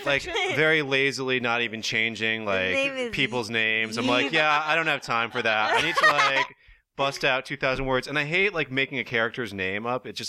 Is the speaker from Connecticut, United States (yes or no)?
yes; New England, Connecticut, United States; now in Los Angeles, United States; I grew up in New England